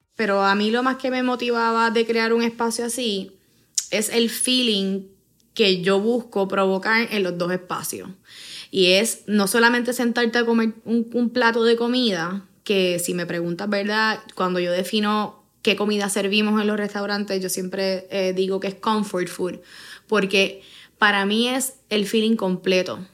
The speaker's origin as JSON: {"language": "Spanish", "town": "San Juan", "country": "Puerto Rico", "tie": "born or raised there", "said": "Mis papás. los dos son de Yabucoa. Pero nosotros nacimos. Yo tengo dos hermanos y son, eh, nacimos en San Juan"}